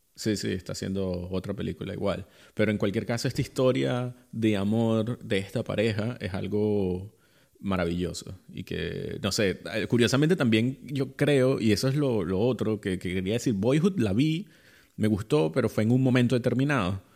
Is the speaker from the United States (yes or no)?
no; Venezuela; moved away; yo como venezolano